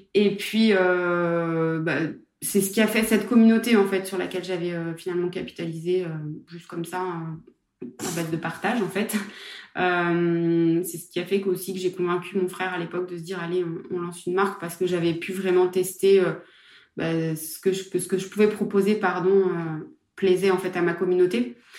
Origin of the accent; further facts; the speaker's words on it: Saint-Étienne, Auvergne-Rhône-Alpes, France; moved away as an adult; also born or lived in Aix-en-Provence; je suis de Saint-Etienne